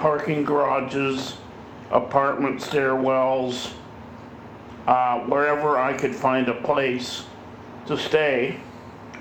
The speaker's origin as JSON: {"language": "English", "town": "Sarnia", "region": "Ontario", "country": "Canada", "tie": "born or raised there", "also_born_or_lived": "Windsor, Ontario", "said": "We lived in Windsor until I was four, and my mom got a job in Sarnia, and we moved to Sarnia when I was four"}